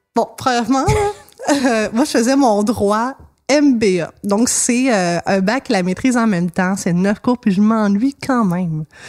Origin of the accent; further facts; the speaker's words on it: Montreal, Quebec, Canada; dans mon coin de pays, Hochelaga